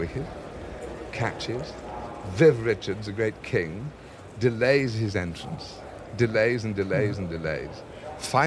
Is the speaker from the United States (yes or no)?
no; north of England, Yorkshire and the Humber, United Kingdom; I was reared in England and reared in the north of England. So cricket for me began in Yorkshire